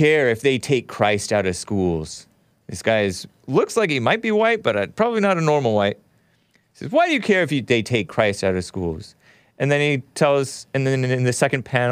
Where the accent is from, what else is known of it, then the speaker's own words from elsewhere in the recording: United States; I'm a Native American. I was born here